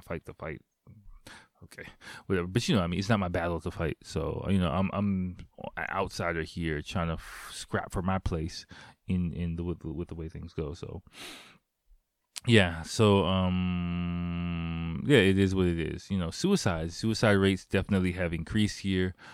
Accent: United States; moved away as an adult; now in Japan; I'm black. I'm from America.

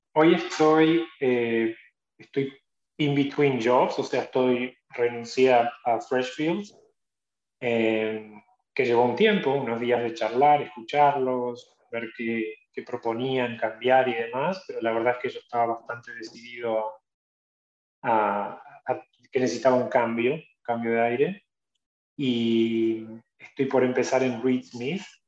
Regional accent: Argentina; moved away as an adult; also born or lived in North Carolina, United States; now in New York, United States; Ya no soy un abogado argentino que hizo una maestría, soy un abogado americano

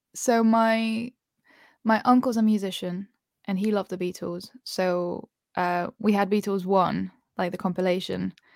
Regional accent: Spain; moved away; I feel like I grew up in Spain

